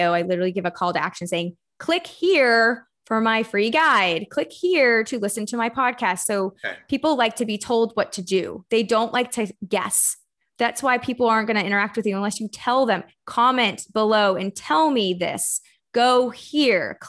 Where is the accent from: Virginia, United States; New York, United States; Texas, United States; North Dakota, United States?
Texas, United States; moved away as an adult; also born or lived in Florida; So I live in Austin, Texas. I'm from Texas originally. And then I moved to Florida to go play soccer for a university.